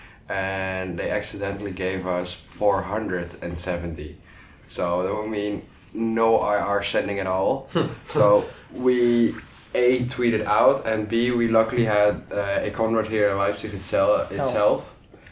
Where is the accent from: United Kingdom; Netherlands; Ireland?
Netherlands; I'm Dutch